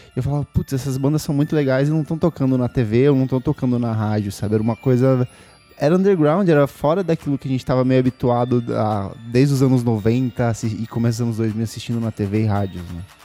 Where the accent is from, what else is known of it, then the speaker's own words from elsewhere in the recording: Itaipulândia, Paraná, Brazil; now in São Paulo, Brazil; A minha chama Itaipulândia